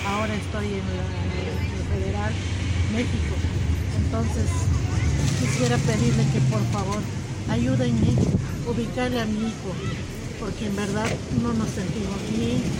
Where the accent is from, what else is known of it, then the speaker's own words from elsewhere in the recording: Peru; vengo de Perú